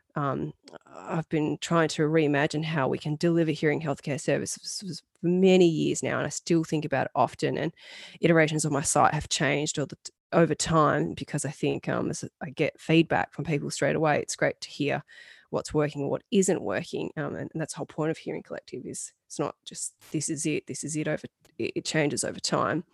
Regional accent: Australia; being an Australian gal

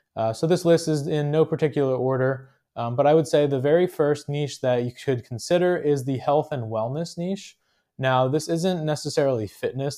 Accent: New Jersey, United States; I'm from New Jersey

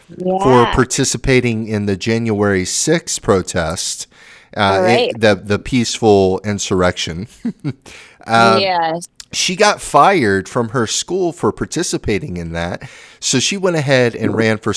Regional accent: California, United States; the California, my home state

